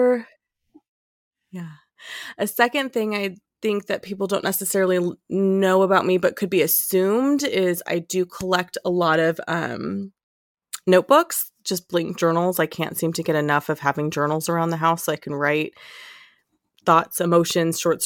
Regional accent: Modesto, California, United States; I've born and raised in California, lived here my whole life

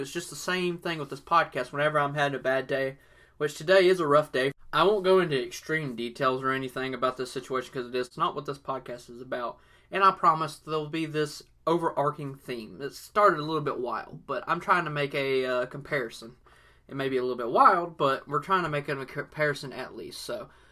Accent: the South, United States; I was born in the South and everything, so I was raised listening to country music

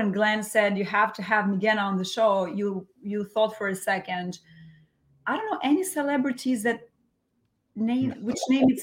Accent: Fier, Fier County, Albania; first language Albanian; English is a second language; moved away as an adult; now in New York, United States; I was born and raised in Albania in a very, very small town called Hoxhar Ere in the city of Fier

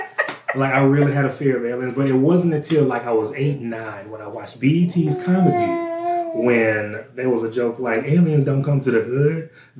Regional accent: Central, Louisiana, United States; also born or lived in Baton Rouge, Louisiana; See, not born and raised in Baton Rouge, Louisiana for the first 6 years, and then moved to Central, a suburb of Baton Rouge, and from there, that's where I've been the whole time.

